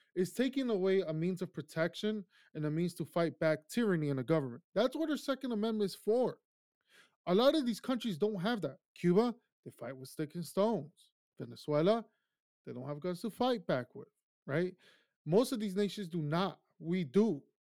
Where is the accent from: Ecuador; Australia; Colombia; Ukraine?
Ecuador; now in United States; I grew up in Ecuador. My childhood was there